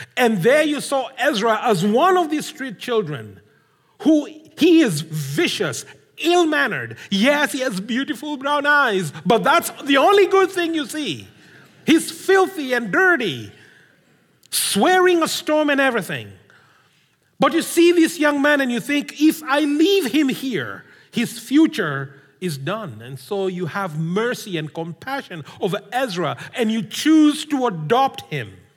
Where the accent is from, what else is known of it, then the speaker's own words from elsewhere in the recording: Kenya; I come from Kenya.